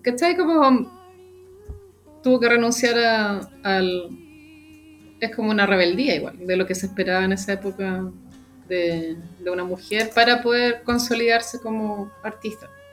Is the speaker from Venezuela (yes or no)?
no; Chile; como chilena relevante